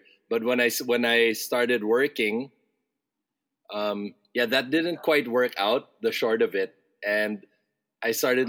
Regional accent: Hong Kong; also born or lived in Singapore; I grew up abroad in Hong Kong and Singapore as a kid.

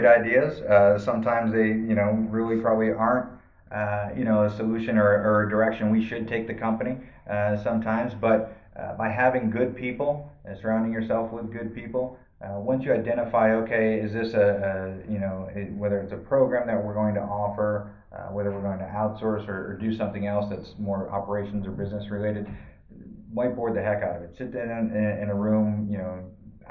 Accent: Massachusetts, United States; now in Arizona, United States; I'm originally from Massachusetts

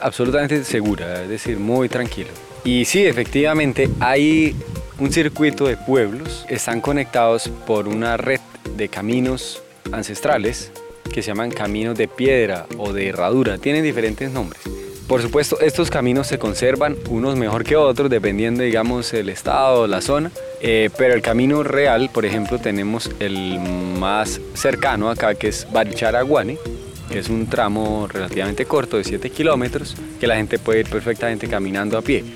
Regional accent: Barichara, Santander, Colombia; yo soy de acá, soy oriundo de Barichara

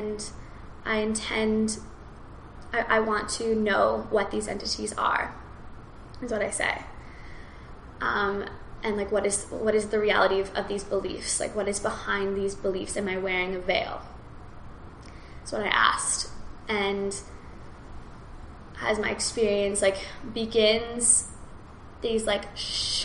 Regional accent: Kelowna, British Columbia, Canada; I was in my hometown. I was just like in Kelowna

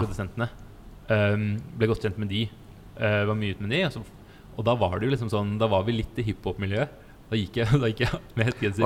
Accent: Stavern, Vestfold, Norway; moved away as an adult; also born or lived in Falmouth, Cornwall, England; Jeg kommer fra Stavern

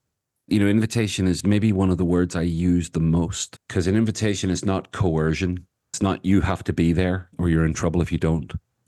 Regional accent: Ireland; That yes, I'm Irish, and so there's a kind of a maybe a genetic or certainly a cultural component to the fact that I talk a lot.

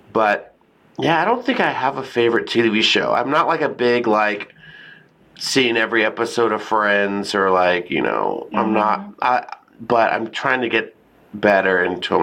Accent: San Antonio, Texas, United States; I grew up in Texas

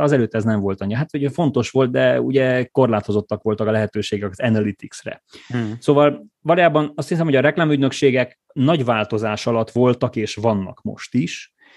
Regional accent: Gheorgheni, Harghita County, Romania; moved away as an adult; also born or lived in Cluj-Napoca, Romania; én székelyföldi születésű vagyok, gyergyói vagyok

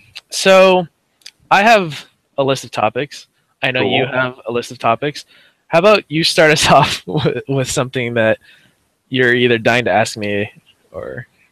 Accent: Vallejo, California, United States; I'm from Vallejo.

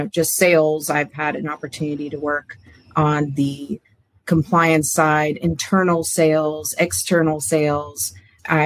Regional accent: Palm Beach, Florida, United States; now in Jacksonville, United States; I grew up in Palm Beach, so Floridian.

